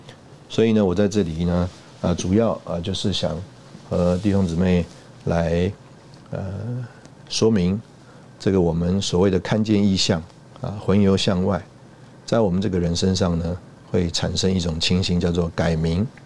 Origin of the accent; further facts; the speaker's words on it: China; 我们中国人吃饭用筷子啊，比这个西方人高明多了